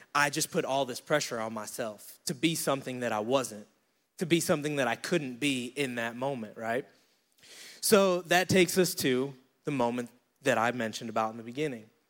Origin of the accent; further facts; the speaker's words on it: Syracuse, New York, United States; moved away as an adult; now in Charlotte, United States; I'm from Syracuse, New York. I decided to move down here to Charlotte, North Carolina